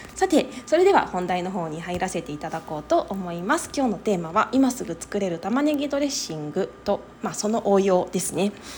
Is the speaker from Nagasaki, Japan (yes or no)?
no; Higashimurayama, Tokyo, Japan; moved away as an adult; now in Okayama, Japan; 東京都出身なんですけれどもとはいえね私の実家の方はあの東京都東村山市という